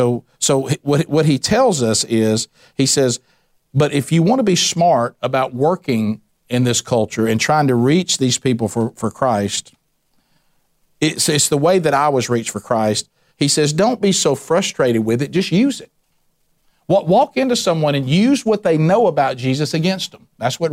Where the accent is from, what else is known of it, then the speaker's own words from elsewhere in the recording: the South, United States; I'm a Southerner, and I think this is heaven on earth.